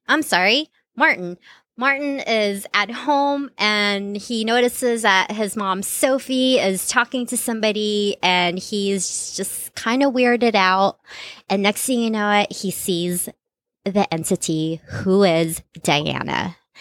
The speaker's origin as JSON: {"language": "English", "country": "Philippines", "tie": "born or raised there", "moved": "yes", "said": "growing up in the Philippines"}